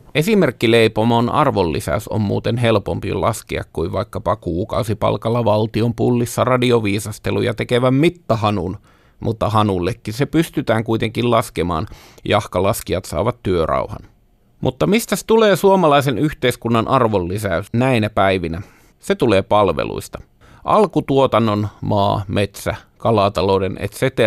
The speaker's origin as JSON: {"language": "Finnish", "country": "Finland", "tie": "born or raised there", "said": "minä olen kotoisin savupiippukaupungista"}